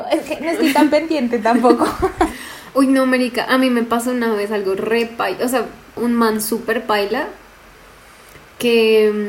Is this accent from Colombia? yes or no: yes; Colombia; Spanish is a second language; Yo tengo que soy colombiana, que soy vegana, psicóloga y que hablo inglés y español.